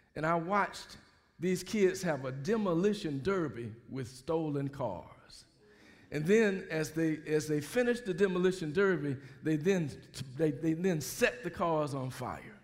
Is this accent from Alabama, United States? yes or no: yes; Mobile, Alabama, United States; moved away; I grew up in Mobile, Alabama.